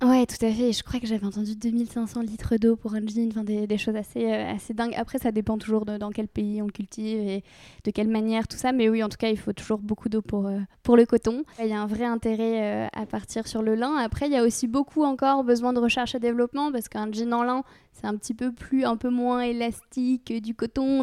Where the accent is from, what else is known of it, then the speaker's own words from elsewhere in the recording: Normandy, France; J'ai grandi en Normandie